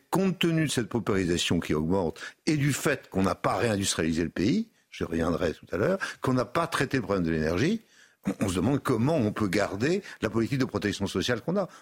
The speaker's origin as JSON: {"language": "French", "region": "Brittany", "country": "France", "tie": "born or raised there", "moved": "yes", "said": "j'ai été dans ma Bretagne natale"}